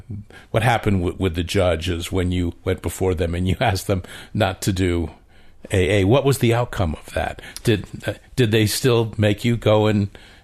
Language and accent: English; New England, United States; moved away; growing up in New England, coming out west when I first came out west.